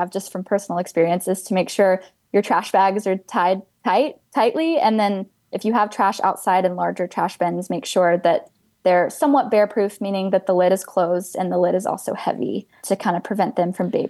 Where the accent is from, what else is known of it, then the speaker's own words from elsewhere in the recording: Asheville, North Carolina, United States; now in Charlotte, United States; I grew up in Asheville, North Carolina, 2 hours west.